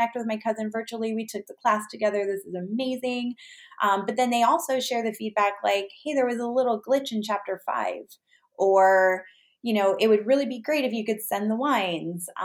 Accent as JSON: {"language": "English", "town": "Los Angeles", "region": "California", "country": "United States", "said": "I'm from the Los Angeles area"}